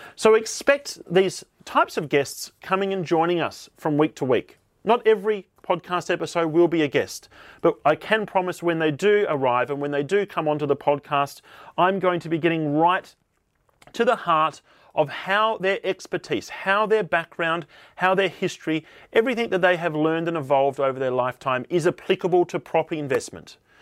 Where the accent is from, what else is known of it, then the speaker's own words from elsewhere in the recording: Tasmania, Australia; moved away as an adult; also born or lived in Sydney; I grew up here in Tasmania, Australia